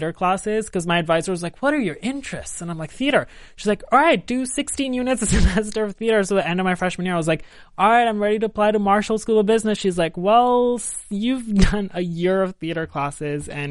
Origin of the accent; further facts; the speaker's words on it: India; moved away as an adult; now in Los Angeles, United States; I grew up in India